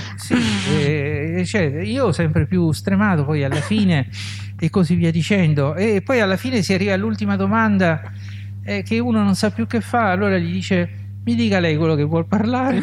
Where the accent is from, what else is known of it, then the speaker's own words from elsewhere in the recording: Rome, Lazio, Italy; moved away as an adult; also born or lived in Palermo; sono romano di Roma